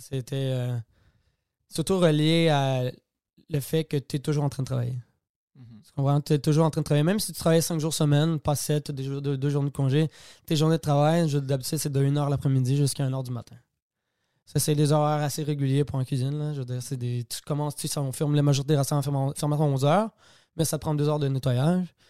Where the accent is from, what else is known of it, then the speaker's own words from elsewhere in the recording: Quebec, Canada; je suis québécois